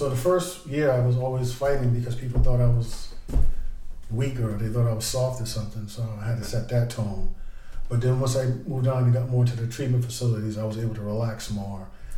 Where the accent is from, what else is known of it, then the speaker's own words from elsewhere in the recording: Boston, Massachusetts, United States; Growing up in Roxbury in that era, it was really violent